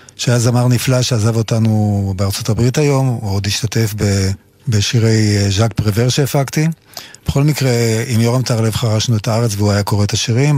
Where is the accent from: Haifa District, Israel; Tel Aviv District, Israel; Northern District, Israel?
Haifa District, Israel; near the Taninim Stream; אני נולדתי ליד נחל התנינים, וכשהייתי ילד קטן הייתי הולך עם אבי לנחל הזה